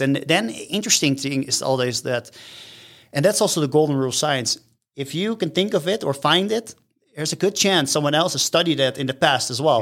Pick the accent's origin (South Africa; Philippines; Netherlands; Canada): Netherlands; Rotterdam, South Holland; moved away as an adult; now in United States; I am from the Netherlands. Yes, born and raised.